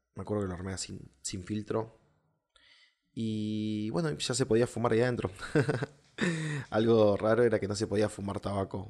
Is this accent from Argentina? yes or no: yes; southern Argentina, Argentina; yo soy del sur de Argentina